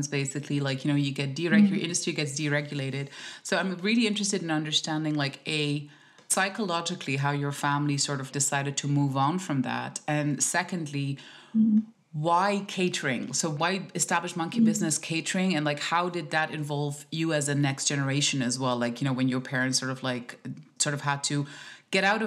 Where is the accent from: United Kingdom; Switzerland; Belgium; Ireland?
Switzerland; I'm from Switzerland.